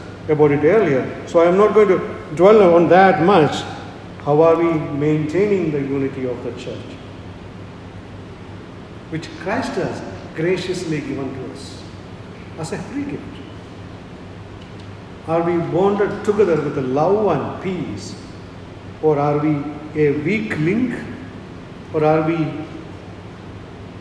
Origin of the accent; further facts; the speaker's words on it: India; I am an Indian